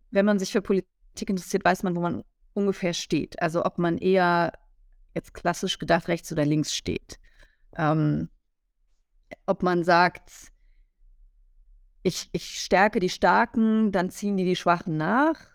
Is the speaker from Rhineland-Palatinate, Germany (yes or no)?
yes; Rhineland-Palatinate, Germany; da war eine, eine grüne Ministerin aus meinem Heimatland Rheinland-Pfalz ähm, mit mir auf dem Podium